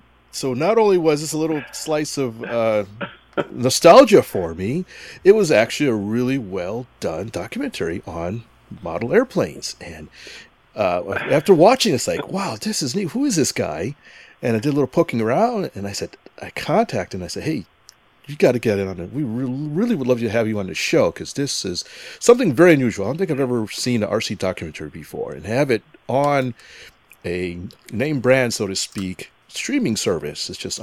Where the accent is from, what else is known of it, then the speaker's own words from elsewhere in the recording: Connecticut, United States; moved away; also born or lived in East Hartford / New Britain; I actually grew up in Connecticut.